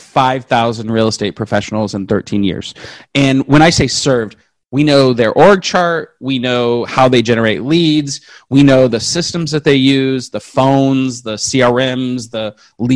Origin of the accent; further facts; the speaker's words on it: West Coast, United States; I'm from the West Coast.